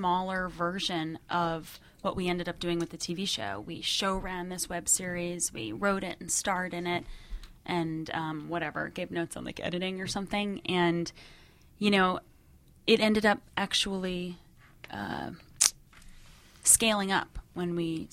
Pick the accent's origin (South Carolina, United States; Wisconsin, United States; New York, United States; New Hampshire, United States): New York, United States; Long Island; I'm from Long Island.